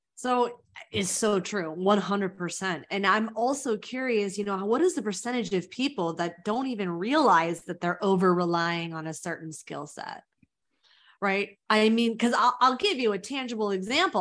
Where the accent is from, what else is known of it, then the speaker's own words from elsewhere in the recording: Mountain View, California, United States; now in New York, United States; I'm from Mountain View